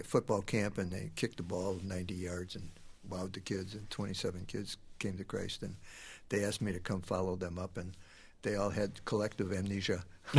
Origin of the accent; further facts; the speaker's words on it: Chicago, Illinois, United States; now in Minneapolis, United States; I grew up in Chicago.